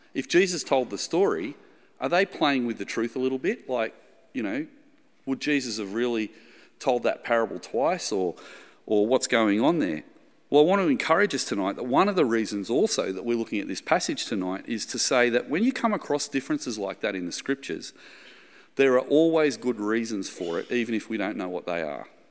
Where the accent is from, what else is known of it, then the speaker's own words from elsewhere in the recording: the Shire, New South Wales, Australia; I'm from the Shire, Shire boy in the eighties